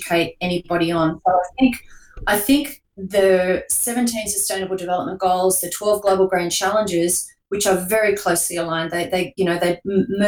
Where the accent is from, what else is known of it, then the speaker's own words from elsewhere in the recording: Newcastle, New South Wales, Australia; my hometown of Newcastle, New South Wales